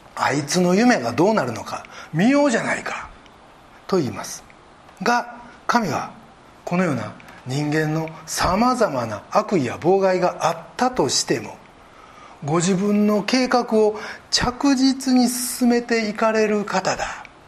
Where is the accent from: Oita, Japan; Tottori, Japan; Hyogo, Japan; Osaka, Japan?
Osaka, Japan; born or raised there